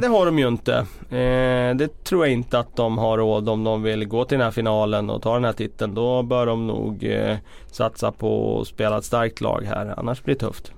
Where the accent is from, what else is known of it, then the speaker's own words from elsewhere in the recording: Västerås, Västmanland, Sweden; moved away; jobbade på lokaltidningen hemma i Västerås